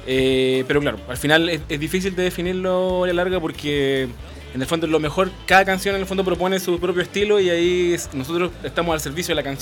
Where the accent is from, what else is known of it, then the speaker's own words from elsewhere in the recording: Puerto Varas, Los Lagos, Chile; moved away as an adult; now in Santiago, Chile; somos de Puerto Varas, mucha gente, somos de la región, de la décima región, pero tenemos follaje santiaguino